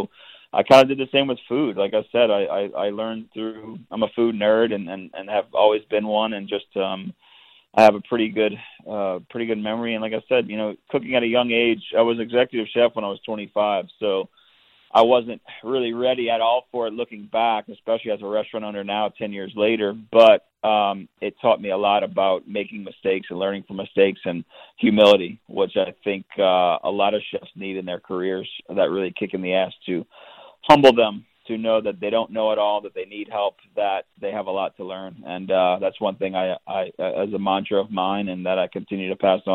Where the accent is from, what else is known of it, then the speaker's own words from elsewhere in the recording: New Orleans, Louisiana, United States; also born or lived in Florida panhandle; I'm born and raised in New Orleans, Louisiana